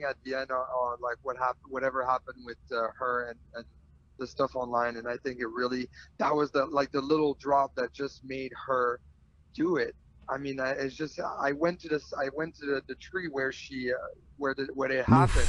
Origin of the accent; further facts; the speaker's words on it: Canada; I'm French Canadian